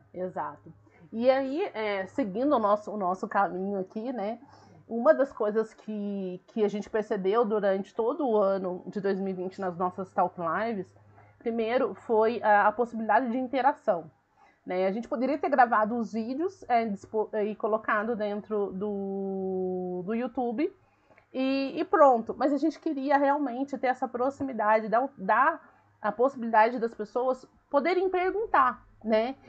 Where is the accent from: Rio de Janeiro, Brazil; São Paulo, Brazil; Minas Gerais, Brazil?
Minas Gerais, Brazil; Eu sou mineira, eu sou do interior, eu falo ai, eu falo porta, eu falo volta, entendeu? Uai, então, assim, eu falo ai, eu falo trem